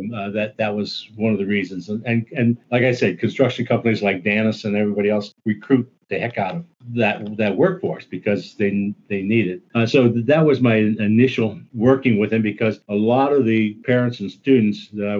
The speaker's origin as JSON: {"language": "English", "town": "Niles", "region": "Ohio", "country": "United States", "also_born_or_lived": "Cincinnati, Ohio / Troy, Ohio", "moved": "as an adult", "said": "Okay, I came from Northeast Ohio, steel town, okay, up by Youngstown, Niles. Okay, so that was steel country. I was transplanted to UC."}